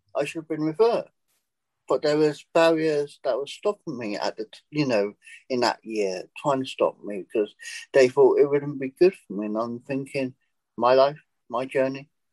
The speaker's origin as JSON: {"language": "English", "region": "England", "country": "United Kingdom", "moved": "as an adult", "lives_now": "United States", "said": "I decided to take the jump and leave England"}